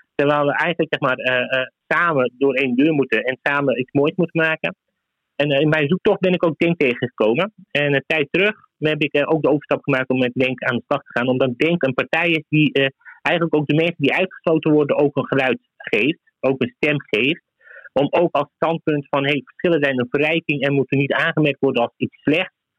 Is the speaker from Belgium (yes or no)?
no; Zaandam, North Holland, Netherlands; also born or lived in Turkey; Ik heb 30 jaar in Zandam gewoond en ik heb nu een topfunctie bij een heel mooi groot bedrijf. En ik, heb, ik ben opgegroeid in Vijfhoek, in de Poelenburg.